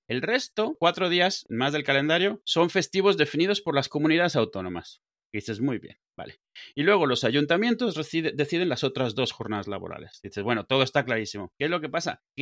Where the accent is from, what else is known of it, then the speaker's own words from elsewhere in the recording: Mexico; moved away as an adult; now in Spain; Yo vengo de México, al final de cuentas, viví ahí muchos años.